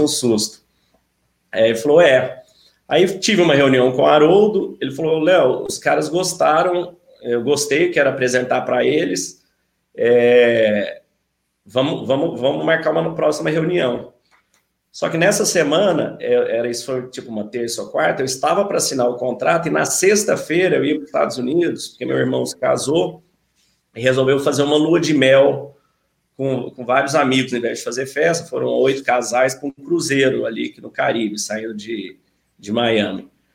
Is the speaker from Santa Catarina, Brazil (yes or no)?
no; Uberlândia, Minas Gerais, Brazil; moved away; also born or lived in São Paulo / São Carlos; eu sou de Uberlândia, é, minha família toda é de Uberlândia, mas a gente mudou para São Paulo há 30 anos